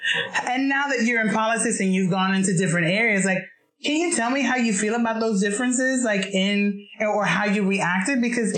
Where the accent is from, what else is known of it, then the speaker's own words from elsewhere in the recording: New York, United States; now in Miami, United States; I'm a New Yorker as well